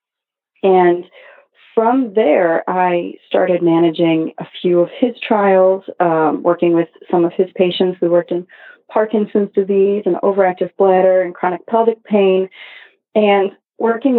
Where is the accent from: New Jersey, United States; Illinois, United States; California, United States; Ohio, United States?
Ohio, United States; Cleveland; moved away as an adult; also born or lived in Arizona; now in New York City, United States; I grew up in Cleveland, Ohio